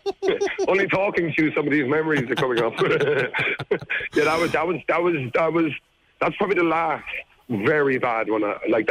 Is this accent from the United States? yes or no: no; Ireland; I'm from Ireland